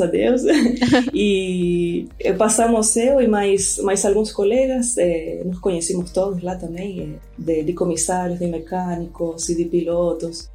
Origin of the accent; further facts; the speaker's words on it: Rosario, Santa Fe, Argentina; Portuguese is a second language; now in Recife, Brazil; eu sou argentina, né? sou de Rosário, lá na Argentina.